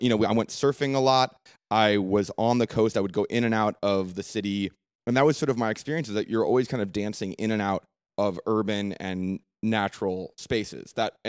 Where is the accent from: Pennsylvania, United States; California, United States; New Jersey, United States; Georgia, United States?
California, United States; San Francisco; I was, growing up in San Francisco, I think, defined a lot of what I am now because it's an international city. When I was growing up, I'm 29 now